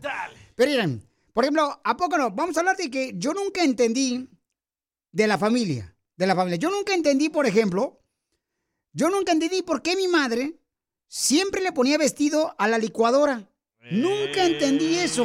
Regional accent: Ocotlán, Jalisco, Mexico; now in United States; Ocotlán, Jalisco, a mi tierra hermosa

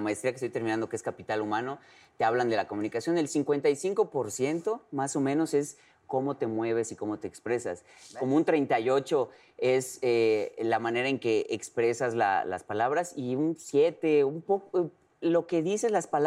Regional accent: Yucatán, Mexico; como yucateco

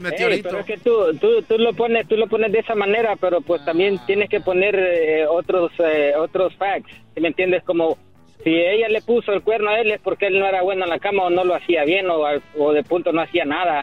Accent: Honduras; Yo, yo soy catracho, loco, soy de Honduras

